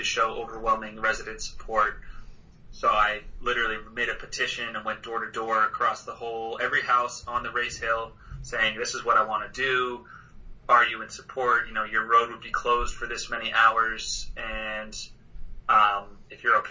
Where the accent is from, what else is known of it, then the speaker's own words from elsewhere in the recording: Harvard, Massachusetts, United States; growing up in Harvard, it's like a super hilly town